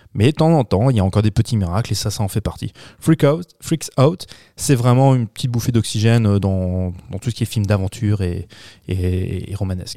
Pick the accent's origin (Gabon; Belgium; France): France; chez nous en France